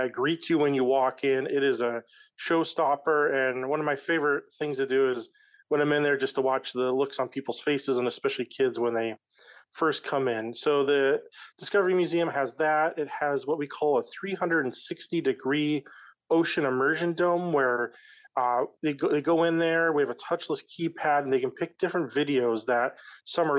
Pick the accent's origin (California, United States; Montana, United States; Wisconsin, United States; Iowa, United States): Montana, United States; moved away as an adult; also born or lived in Reno, Nevada; now in Fort Bragg, United States; I was born and raised in Montana